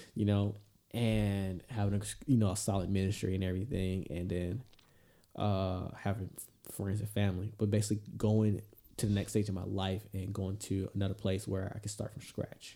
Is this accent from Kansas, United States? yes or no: no; Georgia, United States; moved away; going back to my home state Georgia